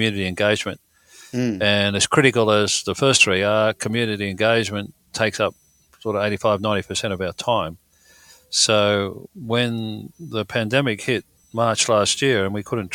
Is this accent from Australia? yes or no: yes; Wollongong, New South Wales, Australia; we grew up in the Illawarra, Wollongong way